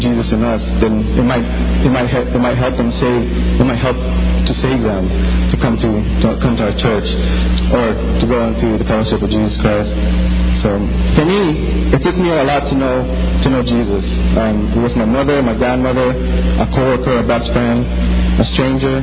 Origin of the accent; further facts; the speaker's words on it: Philippines; moved away; when I was growing up in the Philippines